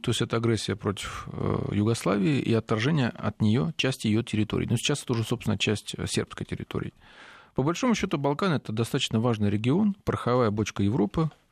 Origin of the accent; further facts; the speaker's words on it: southern Russia, Russia; уроженец Южной России